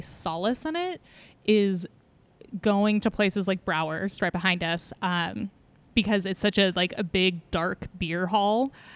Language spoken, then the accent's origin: English; California, United States; now in Seattle, United States; I'm from California